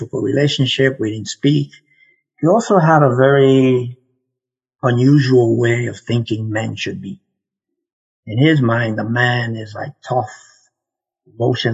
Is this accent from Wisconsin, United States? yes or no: no; New York City, New York, United States; moved away as an adult; also born or lived in South Florida / Puerto Rico (ancestry); now in Canada; growing up in the Bronx, I was born in the Bronx